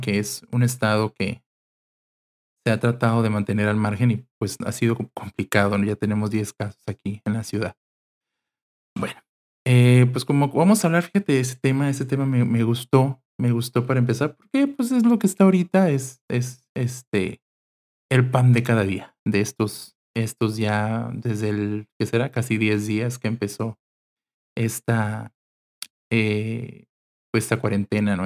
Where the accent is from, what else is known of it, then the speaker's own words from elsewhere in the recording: Mexicali, Baja California, Mexico; Soy de Mexicali, Baja California